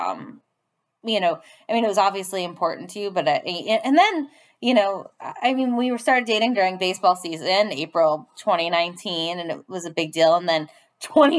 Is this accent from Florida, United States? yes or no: no; Boston, Massachusetts, United States; growing up in Boston